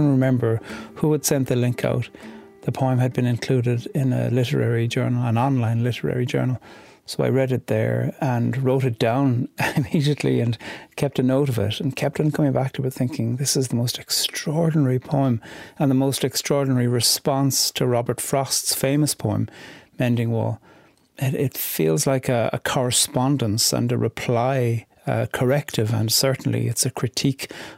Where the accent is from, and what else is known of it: Ireland